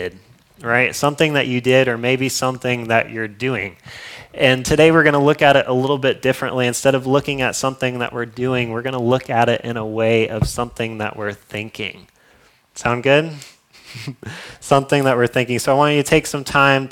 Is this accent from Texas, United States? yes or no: no; Florida, United States; I'm from Florida. I don't know if you guys know that, but I'm from Florida